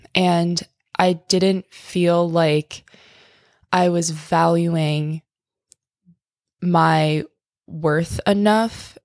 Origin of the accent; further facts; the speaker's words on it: tiny town on the East Coast, United States; moved away; my hometown